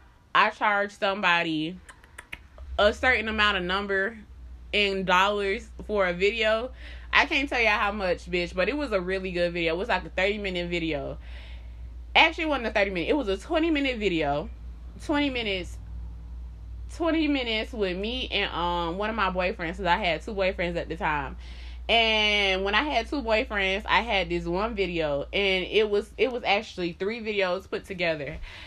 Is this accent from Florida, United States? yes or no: yes; Miami, Florida, United States; Because, y'all, before I moved up here, I was from Miami.